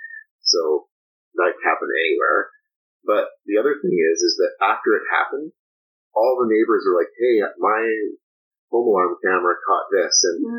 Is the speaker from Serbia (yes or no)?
yes; Belgrade, Serbia; moved away; growing up in Belgrade, our home was broken into twice